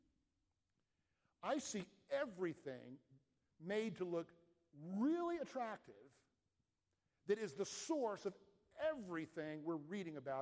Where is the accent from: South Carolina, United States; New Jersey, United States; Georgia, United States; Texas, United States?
Georgia, United States; Atlanta; I grew up in Atlanta